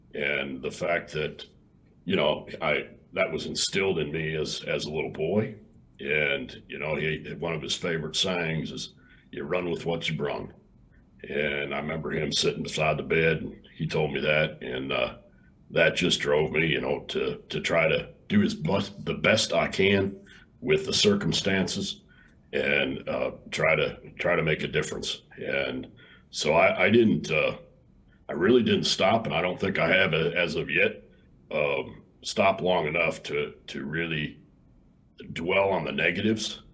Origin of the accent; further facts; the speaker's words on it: Illinois, United States; also born or lived in Texas; now in Hico, Texas, United States; I grew up in Illinois and I got to Texas just as quick as I could